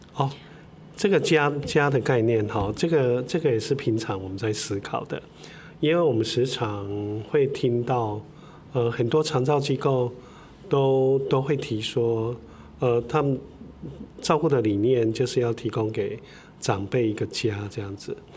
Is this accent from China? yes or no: no; Puli, Nantou County, Taiwan; also born or lived in Linkou; 因为我的家乡是住在埔里